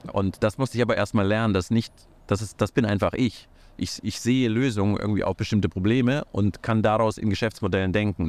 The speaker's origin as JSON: {"language": "German", "country": "Kazakhstan", "tie": "born or raised there", "moved": "yes", "lives_now": "Germany", "said": "ich bin in Kasachstan geboren, ich bin äh, nach Deutschland gekommen"}